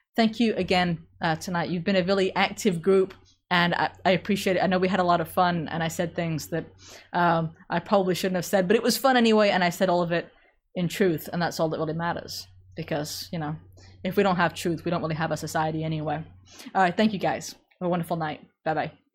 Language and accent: English; England, United Kingdom; accent: British; I'm English, so I genetically more or less can't do French.